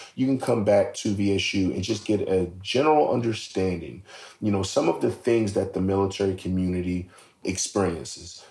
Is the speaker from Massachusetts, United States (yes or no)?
no; Philadelphia, Pennsylvania, United States; I'm from North Philadelphia.